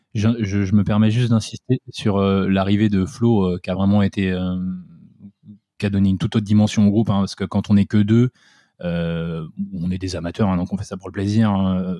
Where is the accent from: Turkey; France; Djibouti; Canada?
France; south of Essonne, Île-de-France; moved away; on est du sud de l'Essonne, donc c'est en dessous de Paris